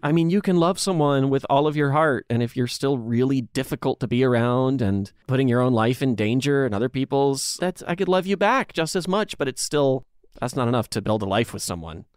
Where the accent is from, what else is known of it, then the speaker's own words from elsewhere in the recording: Dansville, United States; in my hometown of Dansville, there was a laundromat video store